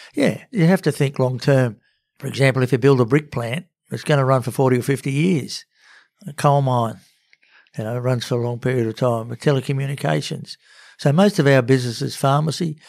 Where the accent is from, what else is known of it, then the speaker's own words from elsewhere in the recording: Sydney, New South Wales, Australia; also born or lived in Cowra; I'm a Sydney boy, born and bred, till, uh, when I was about nine.